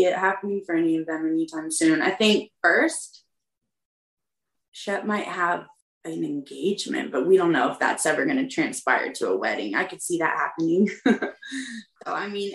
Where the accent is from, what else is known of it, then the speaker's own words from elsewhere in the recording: the South, United States; growing up in the South, like you have respect for your elders.